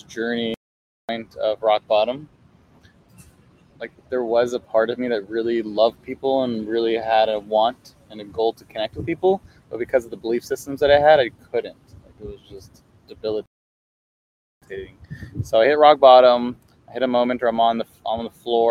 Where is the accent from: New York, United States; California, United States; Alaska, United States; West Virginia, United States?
California, United States; Culver City; I grew up in Culver City